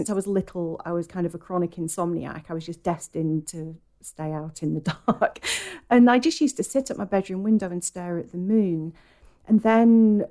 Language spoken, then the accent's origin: English; Lancashire, North West England, United Kingdom; now in Oxfordshire, United Kingdom; And I am from Lancashire originally, but I now live in Oxfordshire.